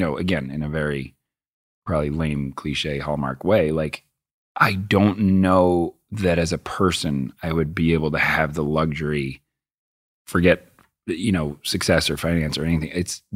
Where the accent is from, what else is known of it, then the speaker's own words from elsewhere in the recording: Boston, Massachusetts, United States; I grew up in Boston